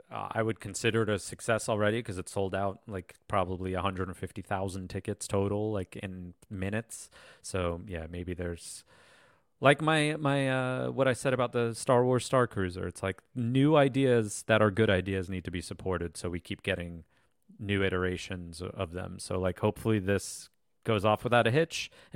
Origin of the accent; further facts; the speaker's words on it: New York City, New York, United States; Because we're from New York, and it's crazy that like our New York show was less good than like our Chicago or Vegas show